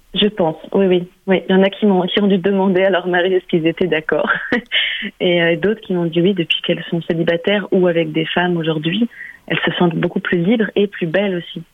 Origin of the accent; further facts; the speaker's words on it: Germany; moved away; j'ai grandi en Allemagne